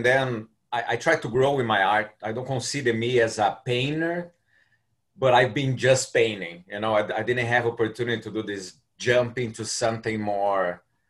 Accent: Brazil; English is a second language; moved away as an adult; now in Orlando, United States; I'm from Brazil originally.

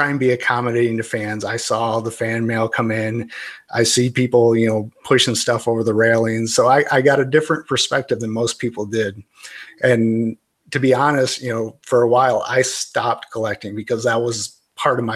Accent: Michigan, United States; now in Florida, United States; as a kid, I grew up in Michigan

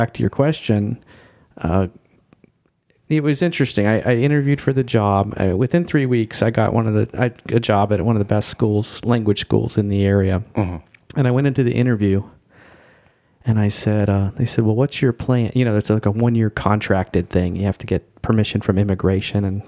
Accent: North Carolina, United States; moved away as an adult; also born or lived in Seoul, South Korea / Rockland County, New York; now in North Jersey, United States; I grew up in North Carolina. You know, I spent basically 20 years there

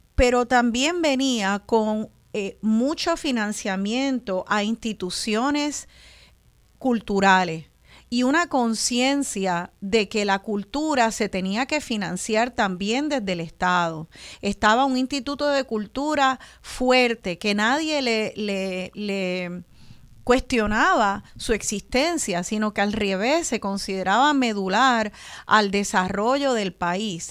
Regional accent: Puerto Rico; estamos más de esta nación boricua, más afuera que acá

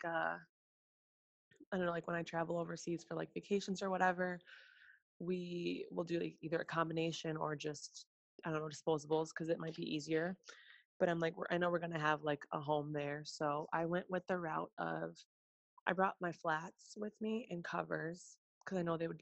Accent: Chicago, Illinois, United States; also born or lived in Russia; now in Arizona, United States; I'm from Chicago

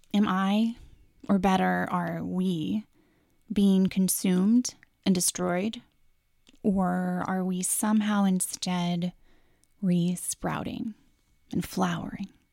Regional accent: Pacific Northwest, United States; also born or lived in Seattle; As a person born and raised in the Pacific Northwest

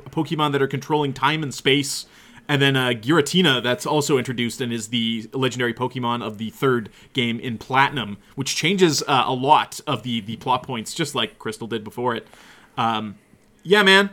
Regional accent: Canada; we're from Canada

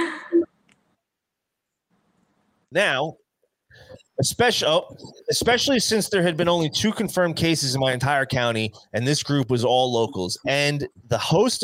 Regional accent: New Jersey, United States; We're from Jersey

